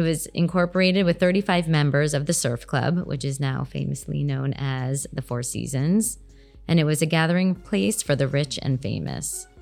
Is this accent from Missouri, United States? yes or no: no; Bal Harbour, Florida, United States; Adam and I grew up in Bell Harbor